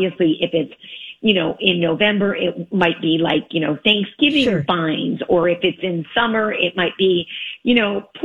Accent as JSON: {"language": "English", "region": "Michigan", "country": "United States", "moved": "yes", "lives_now": "Los Angeles, United States", "said": "I'm a Midwestern girl. I'm from Michigan."}